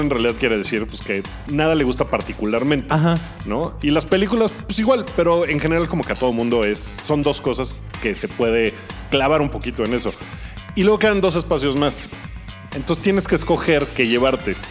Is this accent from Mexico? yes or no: yes; Mexico City, Mexico; yo soy muy del sur y entre más al sur te vas de la Ciudad de México